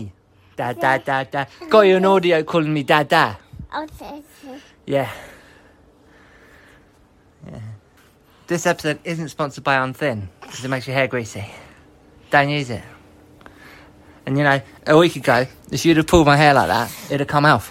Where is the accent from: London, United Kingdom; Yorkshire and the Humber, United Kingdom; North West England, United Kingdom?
London, United Kingdom; Harrow; moved away as an adult; also born or lived in New York; now in London, United Kingdom; I'm from Harrow, born there. Harrow is a borough of London